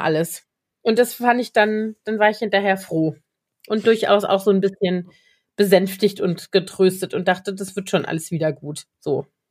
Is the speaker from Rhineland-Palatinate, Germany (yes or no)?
yes; Koblenz, Rhineland-Palatinate, Germany; now in Berlin, Germany; in der Nähe von Koblenz, meiner Heimatstadt